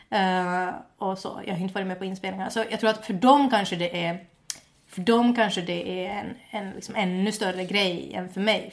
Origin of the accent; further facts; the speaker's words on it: Finland; first language Swedish; also born or lived in Åland; Jag flyttade från Finland när jag var, eh, till Åland när jag var 11